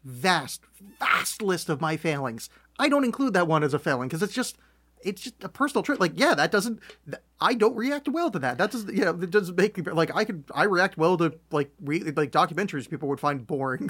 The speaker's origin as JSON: {"language": "English", "country": "United States", "said": "very American people"}